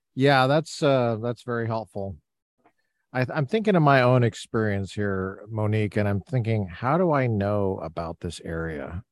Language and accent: English; Littleton, Colorado, United States; moved away; I grew up in Colorado, Littleton, Colorado